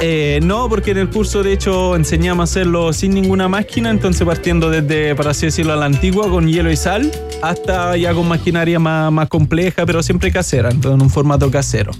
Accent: Italy; moved away as an adult; also born or lived in Moscow, Russia; now in Chile; nací en Moscú, pero desde chiquitito hace eh, cuando tenía dos años, mi papá emigraron a Italia y ahí viví toda mi vida

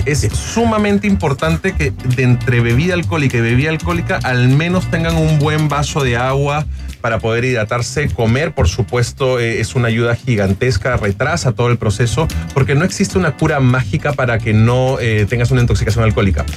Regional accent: Lima, Peru; moved away as an adult; nacido y criado durante 18 años en Lima, en Perú

